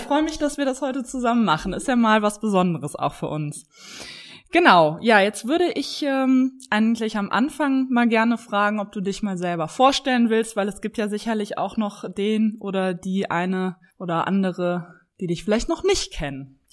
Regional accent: Cologne, North Rhine-Westphalia, Germany; Ich bin in Köln geboren und lebe auch in Köln

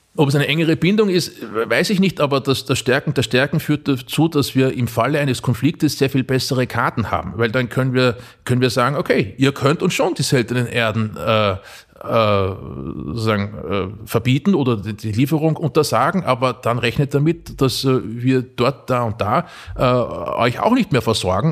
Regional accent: Mühlviertel, Upper Austria, Austria; meine Heimat Oberösterreich schaut, na, ins, ins Mühlviertel

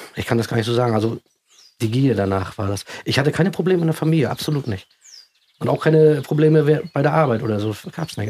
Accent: East Germany, Germany; bei uns im Osten

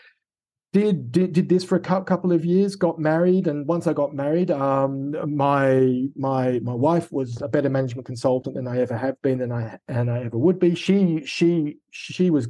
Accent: Sydney, New South Wales, Australia; accent: Australian; moved away as an adult; also born or lived in United Kingdom; I have an Australian accent. And so I was born in Sydney, high school in Sydney, and did my first two university degrees

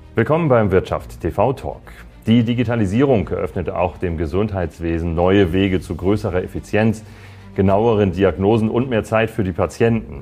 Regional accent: Germany; bei uns in Deutschland

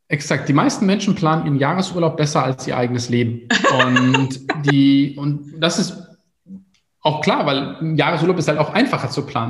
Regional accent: Germany; in der Stadt, wo ich aufgewachsen bin

